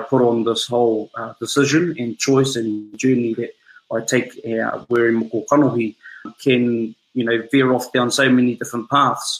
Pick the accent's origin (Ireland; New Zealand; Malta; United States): New Zealand; Rotorua, Bay of Plenty; moved away; I'm from Rotorua, the center of the universe